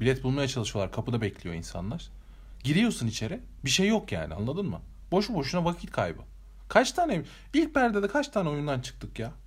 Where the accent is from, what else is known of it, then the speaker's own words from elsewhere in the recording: Eskişehir, Turkey; biz de buralıyız